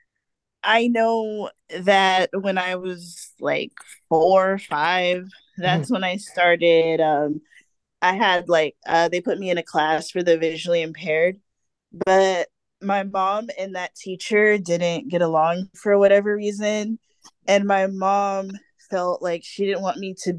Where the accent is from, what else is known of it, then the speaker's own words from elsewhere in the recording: Fontana, California, United States; I was born in Fontana, California